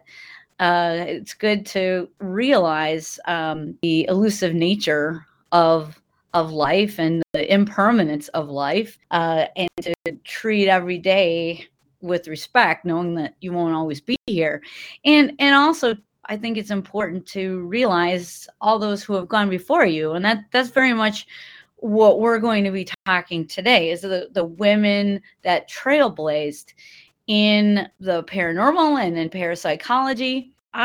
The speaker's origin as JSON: {"language": "English", "town": "Milwaukee", "region": "Wisconsin", "country": "United States", "tie": "born or raised there", "said": "I started giving the haunted history tours in 2008 in my hometown of Milwaukee"}